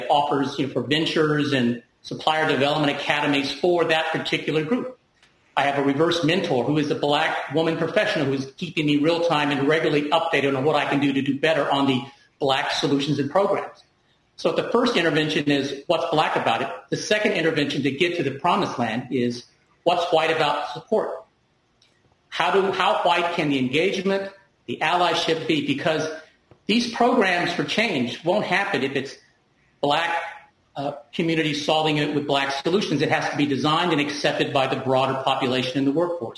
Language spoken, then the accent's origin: English; Deep South, United States; moved away; I'm an immigrant minority, and I grew up in the Deep South.